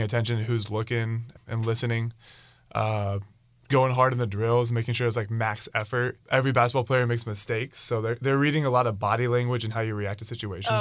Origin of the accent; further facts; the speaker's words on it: Idaho, United States; moved away as an adult; now in Bainbridge, United States; my hometown of Idaho